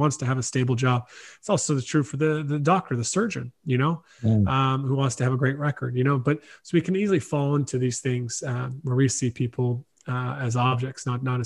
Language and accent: English; South Carolina, United States; moved away as an adult; now in Ireland; I was from the States, born in South Carolina